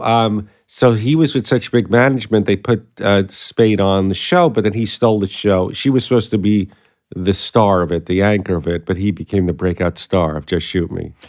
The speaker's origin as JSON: {"language": "English", "town": "New York City", "region": "New York", "country": "United States", "tie": "born or raised there", "accent": "Brooklyn", "moved": "as an adult", "lives_now": "Los Angeles, United States", "said": "I grew up in Sheepshead Bay in Brooklyn"}